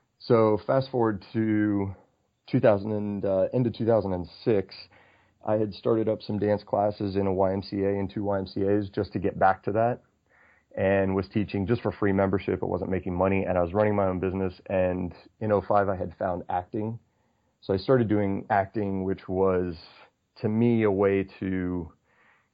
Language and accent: English; Australia; moved away; also born or lived in Houston / Cincinnati / Wyoming; I spent 8 years growing up in Australia